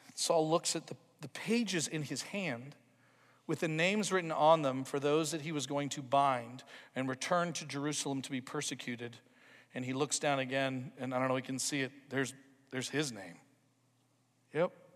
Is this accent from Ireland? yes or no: no; Toronto, Ontario, Canada; a growing up in Toronto, Ontario experience where I just went to church with my mom and dad for about eighteen years